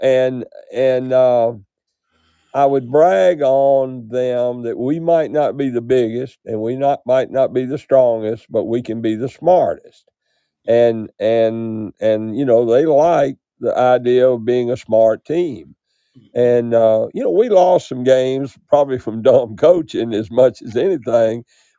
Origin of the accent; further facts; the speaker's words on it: United States; I grew up in Carolina